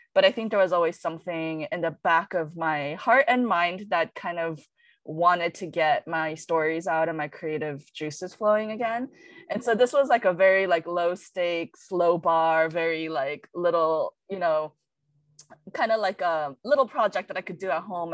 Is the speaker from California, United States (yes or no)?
yes; Los Angeles, California, United States; I grew up in Westwood during the uprising.